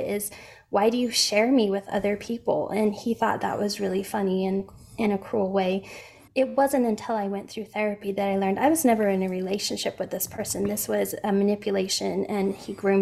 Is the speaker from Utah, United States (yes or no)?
yes; Utah, United States; also born or lived in Boston, Massachusetts; I'm from Utah originally. I've lived here my whole life